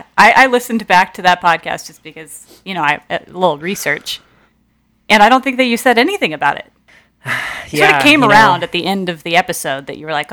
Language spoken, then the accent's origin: English; Ohio, United States; I'm from Ohio, as previously mentioned. I live very near the Rock and Roll Hall of Fame